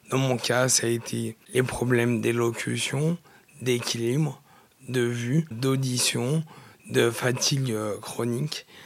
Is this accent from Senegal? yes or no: no; Saint-Romain-de-Jalionas, Auvergne-Rhône-Alpes, France; je suis originaire du Nord-Isère, une petite commune qui s'appelle Saint-Romain de Chalionas, à côté de Crémieux. J'ai grandi là en Nord-Isère, entre euh, l'Isère et Lyon